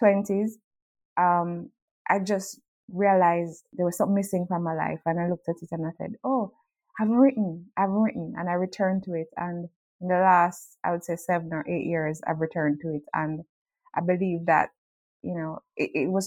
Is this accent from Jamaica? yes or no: yes; Jamaica; I grew up in Jamaica with a single mom and a brother who was 6 years older than me